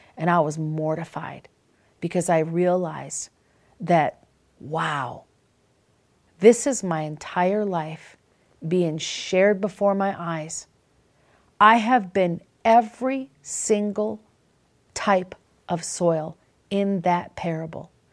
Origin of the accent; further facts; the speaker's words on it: Minnesota, Wisconsin, Midwest, United States; When I was a little girl, I grew up in Minnesota in Wisconsin, and I remember we lived on several different farms